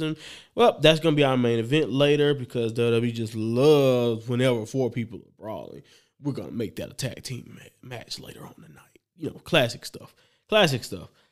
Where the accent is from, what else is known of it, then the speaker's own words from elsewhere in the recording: the South, United States; I'm from the South